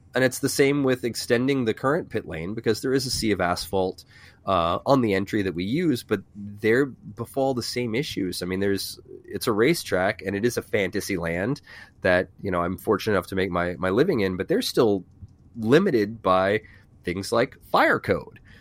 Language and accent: English; VIR, Virginia, United States; also born or lived in Falls Church, Virginia; I grew up around V I R